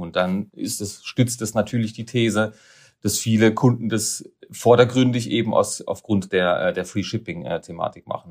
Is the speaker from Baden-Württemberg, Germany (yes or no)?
yes; Karlsruhe, Baden-Württemberg, Germany; moved away as an adult; also born or lived in Neckarsulm; now in Basel, Switzerland; Ich bin Karlsruher